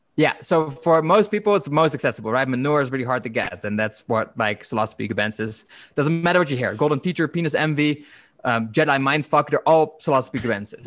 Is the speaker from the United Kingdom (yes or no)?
no; Netherlands; I'm from the Netherlands